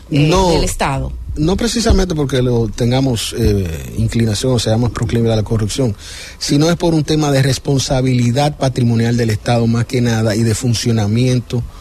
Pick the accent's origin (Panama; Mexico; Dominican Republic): Dominican Republic; Santo Domingo, Distrito Nacional; Yo soy de Santo Domingo